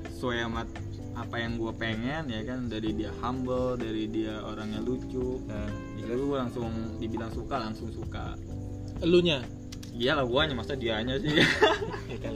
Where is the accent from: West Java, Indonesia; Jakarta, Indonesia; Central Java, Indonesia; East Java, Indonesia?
West Java, Indonesia; Bogor; iya aku orang Bogor bang